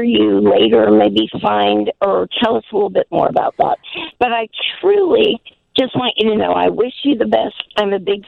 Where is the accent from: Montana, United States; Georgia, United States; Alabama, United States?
Alabama, United States; I'm from Alabama